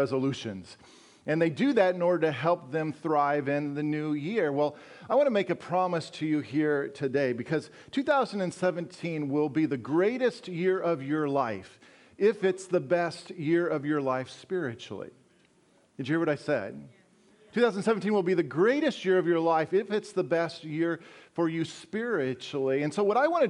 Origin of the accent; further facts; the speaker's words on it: Colorado, United States; moved away as an adult; also born or lived in Wisconsin; I grew up in Colorado, those of you who don't know me, and spent the last 14 years in Wisconsin